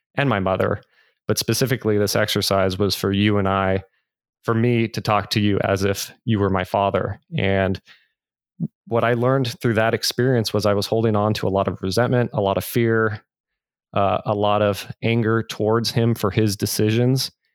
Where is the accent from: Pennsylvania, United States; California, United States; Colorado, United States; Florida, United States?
California, United States; Northern; I grew up in Northern California, wonderful, loving family